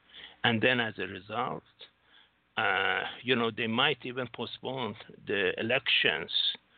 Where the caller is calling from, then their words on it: Singapore; Singapore, sir.